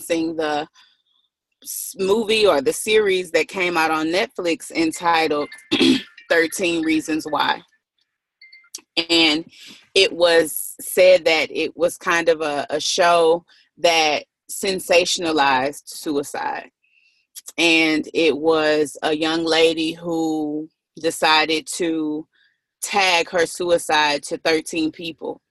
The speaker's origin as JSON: {"language": "English", "town": "Galveston", "region": "Texas", "country": "United States", "said": "I am from Texas. I am from Galveston, and I'm close to Houston"}